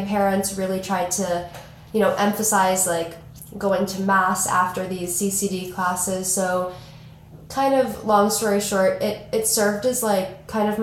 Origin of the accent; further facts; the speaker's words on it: Boston, Massachusetts, United States; I am a junior from Boston, Massachusetts